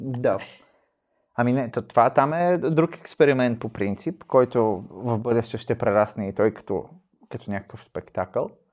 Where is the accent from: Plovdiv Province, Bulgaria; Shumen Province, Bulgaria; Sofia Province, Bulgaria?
Shumen Province, Bulgaria; Shumen; Аз съм от Шумен